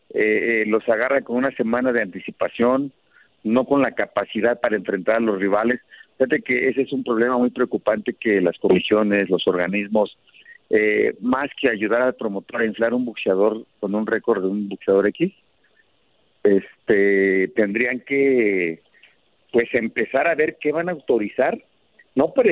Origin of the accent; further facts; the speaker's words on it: Mexico; Vivo en México y soy mexicano.